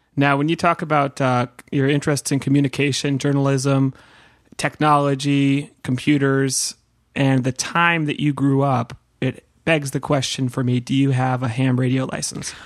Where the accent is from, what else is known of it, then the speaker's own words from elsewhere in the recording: Santa Cruz, California, United States; I grew up in Santa Cruz